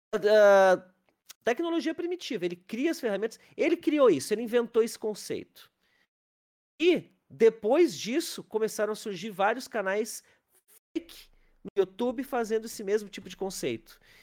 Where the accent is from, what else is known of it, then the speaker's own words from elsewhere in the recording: Capão da Canoa, Rio Grande do Sul, Brazil; also born or lived in Porto Alegre; Eu, eu morava em Capão da Canoa, que é a minha cidade de origem